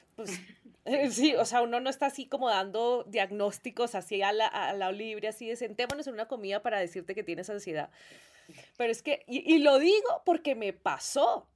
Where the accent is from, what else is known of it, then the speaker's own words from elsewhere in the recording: Colombia; yo soy de Colombia